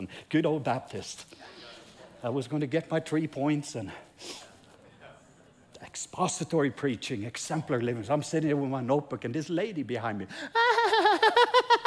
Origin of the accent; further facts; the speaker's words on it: Norway; English is a second language; I'm Norwegian, English is my second language